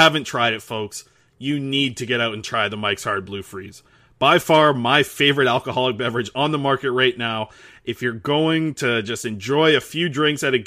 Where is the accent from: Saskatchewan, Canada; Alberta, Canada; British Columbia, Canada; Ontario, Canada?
British Columbia, Canada; Nanaimo; moved away as an adult; now in Lower Mainland, Canada; moved away from my hometown in Nanaimo